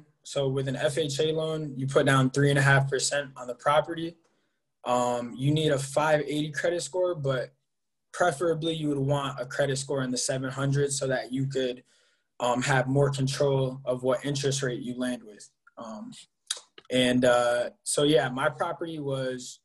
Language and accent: English; Enfield, Connecticut, United States; I'm from Enfield, Connecticut